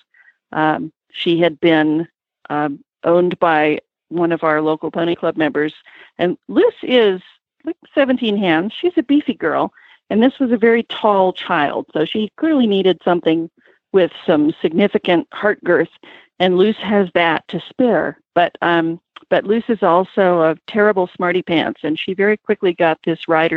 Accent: Virginia Beach, Virginia, United States; moved away as an adult; also born or lived in California; I grew up hunting in Virginia, in the Virginia Beach area

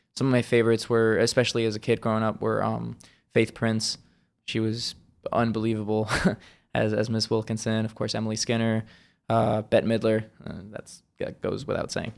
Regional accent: Switzerland; moved away; originally, I'm from Switzerland, born and raised

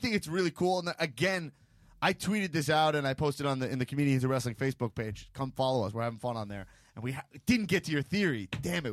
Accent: New York, United States; growing up in New York 'cause New York is too classy

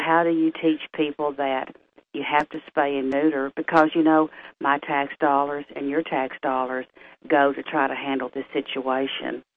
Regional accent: Tyler, Texas, United States; being born and raised in Tyler

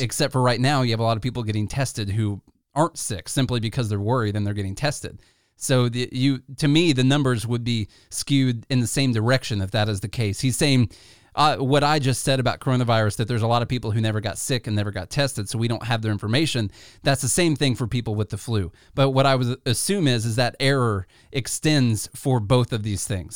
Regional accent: Illinois, United States; now in Tennessee, United States; we come from Illinois

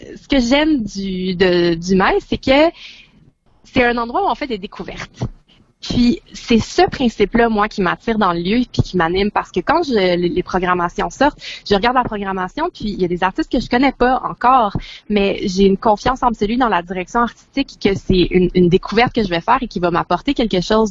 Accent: Montreal, Quebec, Canada; je viens de Montréal

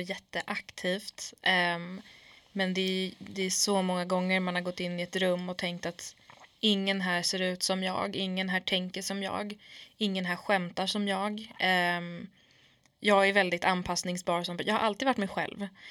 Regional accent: Sweden; jag är från förorten, jag är kurd i grunden

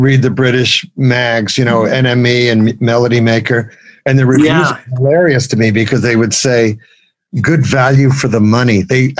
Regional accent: Brooklyn, New York, United States; As a kid growing up in Brooklyn, I didn't get to go to those famous Alan Freed rock and roll shows

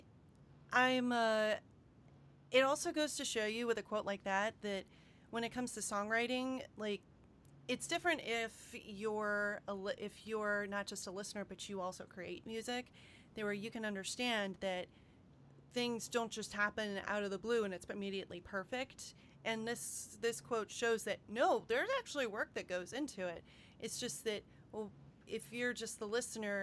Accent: United States; accent: American; my American accent

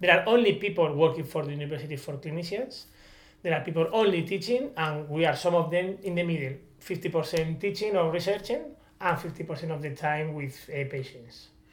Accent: Spain; English is a second language; I came from Spain, so English is not my first language

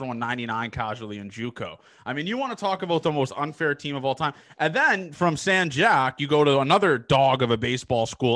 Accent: Canada; I'm from Canada

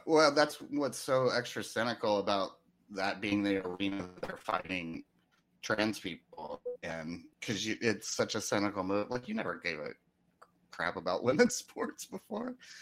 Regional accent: the South, United States; I grew up in the South among a lot of con, conservatives

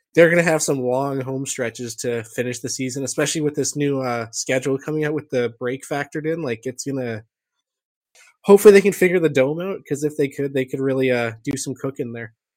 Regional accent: Canada; being Canadian

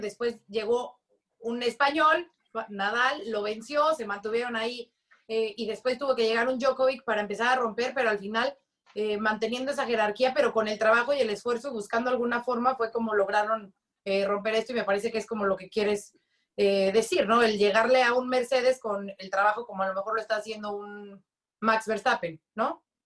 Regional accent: Mexico; como buena mexicana

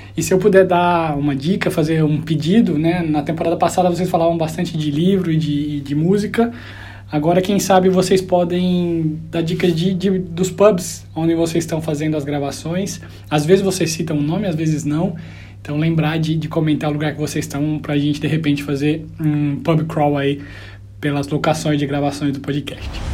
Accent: Franca, São Paulo, Brazil; moved away as an adult; also born or lived in Düsseldorf, Germany; now in London, United Kingdom; eu sou de Franca, lá no Brasil

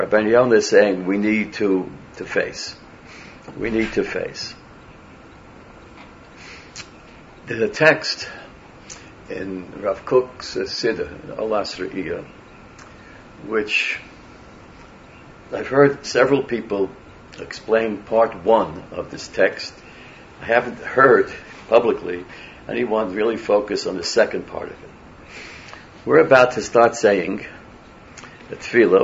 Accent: New York City, New York, United States; I was born in Brooklyn

